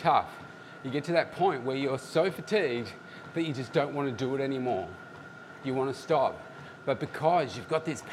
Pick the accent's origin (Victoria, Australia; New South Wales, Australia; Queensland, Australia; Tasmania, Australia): Victoria, Australia; Melbourne; here in my hometown